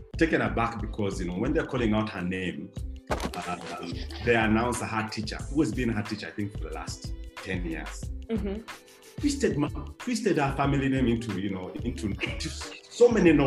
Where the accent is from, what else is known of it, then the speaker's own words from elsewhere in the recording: Uganda; in the 80s for me growing up in Uganda